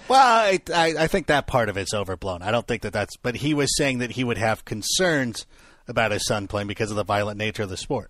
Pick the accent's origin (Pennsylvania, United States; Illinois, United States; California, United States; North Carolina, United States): California, United States; Southern; I grew up in Southern California